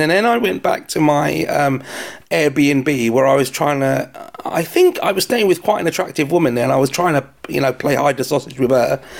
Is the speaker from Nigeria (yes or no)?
no; London, United Kingdom; if you haven't heard my accent, I'm from London